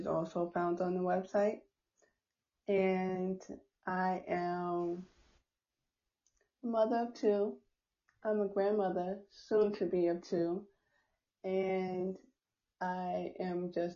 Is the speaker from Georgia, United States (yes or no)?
no; New York, United States; I'm from New York